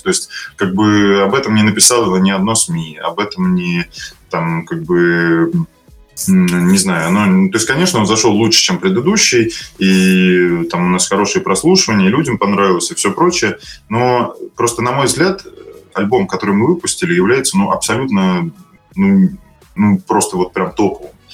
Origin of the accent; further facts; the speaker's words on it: Moscow, Russia; Я из Москвы